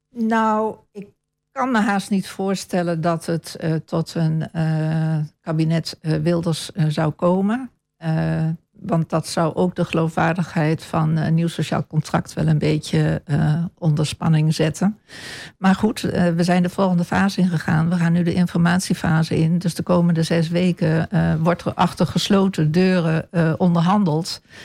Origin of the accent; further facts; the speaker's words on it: Apeldoorn, Gelderland, Netherlands; moved away as an adult; now in Almelo, Netherlands; Ik ben in Almelo geboren en deels getogen. Maar grotendeels mijn jeugd doorgebracht in Apeldoorn